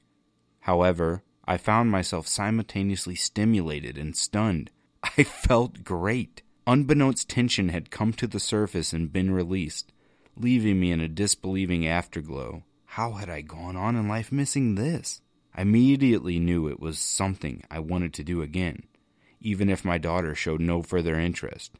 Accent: Missouri, United States; I told him, "Mizora."

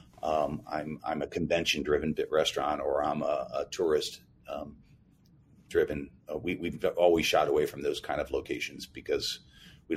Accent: Cincinnati, Ohio, United States; now in Indianapolis, United States; That was my hometown where I grew up

